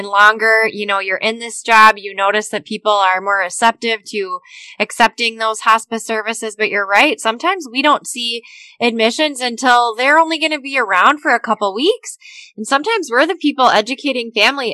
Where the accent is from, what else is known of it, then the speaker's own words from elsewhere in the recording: Minnesota, United States; the state of Minnesota, my home state